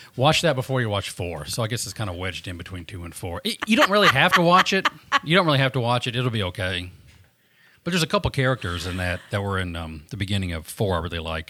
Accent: Southern America, United States; accent: Southern

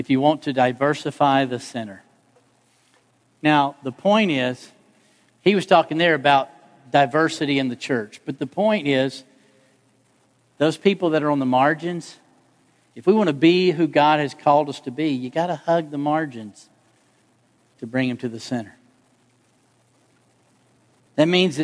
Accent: Atlanta, Georgia, United States; I grew up in Atlanta

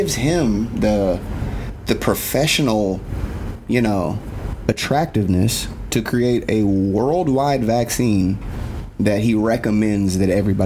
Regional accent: Loganville, Georgia, United States; I'm from Loganville, Georgia, shout out to Loganville, but we're about 30 minutes outside of Atlanta

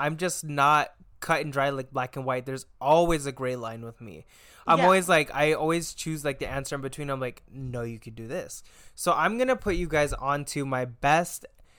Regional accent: United States; us Americans out here.

